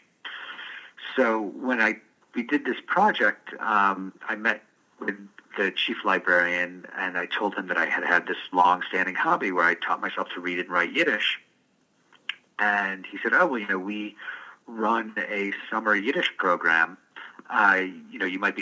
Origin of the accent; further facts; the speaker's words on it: Detroit, Michigan, United States; I was born in Detroit